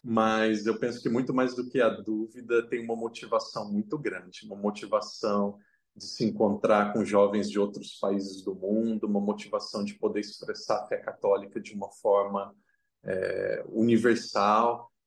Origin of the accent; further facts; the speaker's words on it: Brazil; first language Portuguese; moved away as an adult; now in Macau; eu posso falar como brasileiro